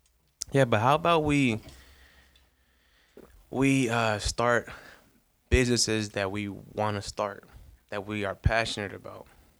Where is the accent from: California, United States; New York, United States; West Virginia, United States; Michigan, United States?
New York, United States; I'm from New York, son.